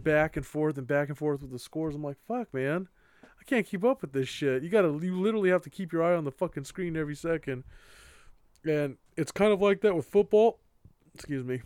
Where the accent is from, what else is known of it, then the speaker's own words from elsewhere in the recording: California, United States; We're from California